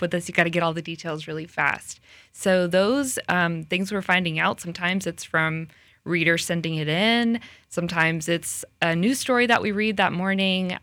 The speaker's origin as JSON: {"language": "English", "town": "Tallahassee", "region": "Florida", "country": "United States", "also_born_or_lived": "Orlando, Florida", "moved": "as an adult", "lives_now": "Lakeland, United States", "said": "I'm from Tallahassee, so I am a Florida girl"}